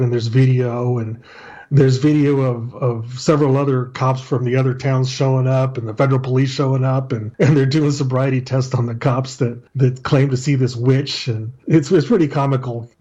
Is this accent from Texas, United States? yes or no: yes; El Paso, Texas, United States; I'm from El Paso, Texas